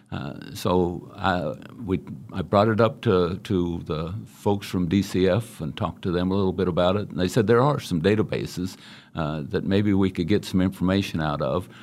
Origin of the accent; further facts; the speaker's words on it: Great Bend, Kansas, United States; I was born and raised in Great Bend, Kansas